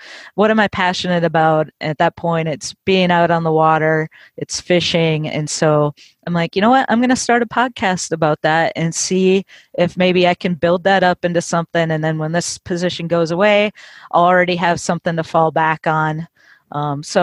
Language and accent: English; Minnesota, United States; moved away as an adult; now in Nashville, United States; originally I'm from Minnesota